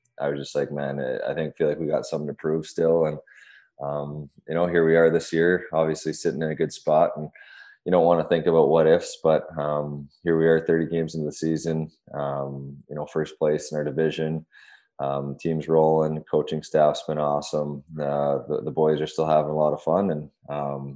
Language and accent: English; the West, Western Canada, Canada; also born or lived in California; now in Washington, DC, United States; I grew up on the West.